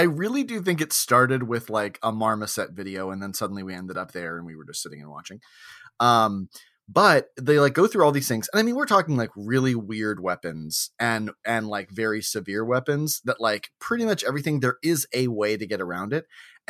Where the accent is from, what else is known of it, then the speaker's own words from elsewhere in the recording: the South, United States; So I'm from the South, and where I'm from, we like our knives sharp.